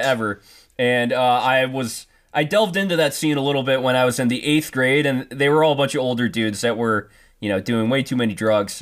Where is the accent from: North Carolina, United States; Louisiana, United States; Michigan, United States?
Michigan, United States; Detroit; I'm from Metro Detroit